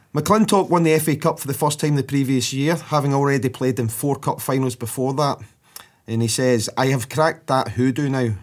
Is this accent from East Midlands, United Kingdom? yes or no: no; Scotland, United Kingdom; being Scottish